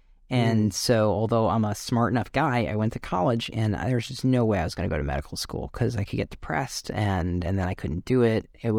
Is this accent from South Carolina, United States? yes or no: no; Connecticut, United States; So, I grew up in Northwest Connecticut, and my mom runs an arts not-for-profit called the Litchfield Jazz Festival, Litchfield Performing Arts.